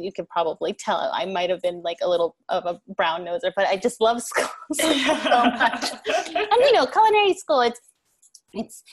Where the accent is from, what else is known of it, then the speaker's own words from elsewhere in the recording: New York, United States; also born or lived in Korea / Chicago; I'm a New Yorker.